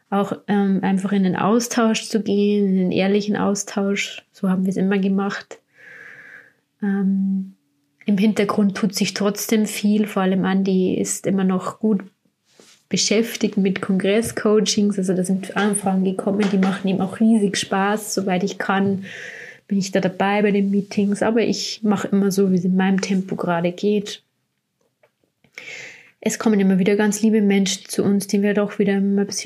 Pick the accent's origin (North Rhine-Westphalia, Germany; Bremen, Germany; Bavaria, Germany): Bavaria, Germany; ich will erstmal wieder Richtung meine Heimat, wo ich herkomme, Richtung Bayern. Und da sind wir jetzt auch im Moment bei meiner Familie.